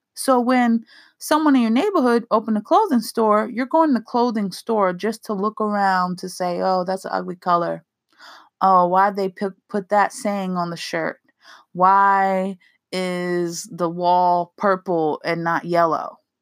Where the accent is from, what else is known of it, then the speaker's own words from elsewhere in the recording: East Coast, United States; I'm from the East Coast where there are so many soulful restaurants